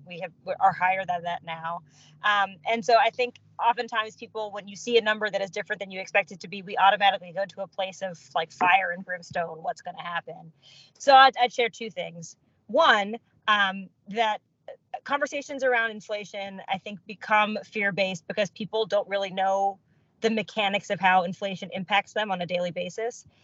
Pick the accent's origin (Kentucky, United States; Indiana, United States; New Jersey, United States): Kentucky, United States; Louisville; I'm from Louisville. That part's you know easy. Um, I'm a first generation American. My dad is of Indian origin. My mom is from Sudan. Uh, they emigrated to the states in '82, and I was born here.